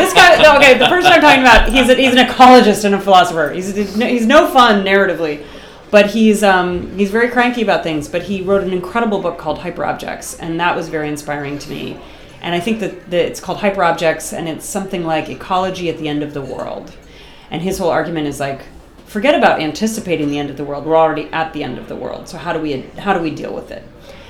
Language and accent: English; Boston, Massachusetts, United States; moved away; Yeah, I'm from Boston.